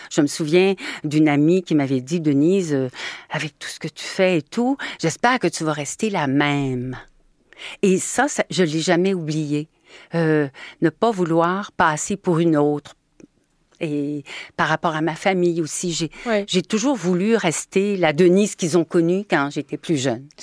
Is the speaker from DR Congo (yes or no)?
no; Normandy, France; c'est des mots que j'utilisais dans mon enfance et je me disais mais oui, moi aussi je suis normande